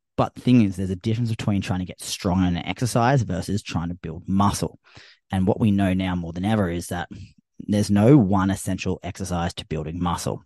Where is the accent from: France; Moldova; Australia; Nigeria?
Australia; I'm Australian